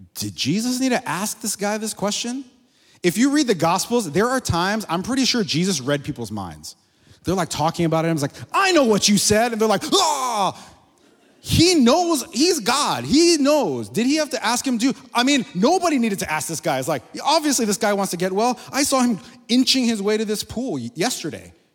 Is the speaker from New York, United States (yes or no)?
no; Miami, Florida, United States; moved away as an adult; we're from there originally. I grew up in Miami